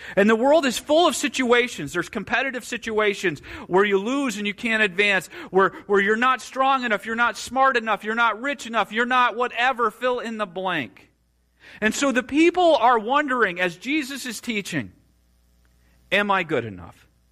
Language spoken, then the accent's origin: English; Marshall County, Indiana, United States; also born or lived in Kosciusko County, Indiana; grew up in Marshall County